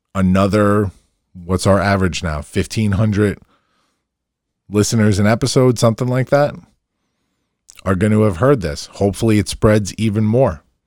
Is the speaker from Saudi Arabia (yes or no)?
no; Long Island, New York, United States; I'm a hometown boy. And my work is always gonna start in my hometown.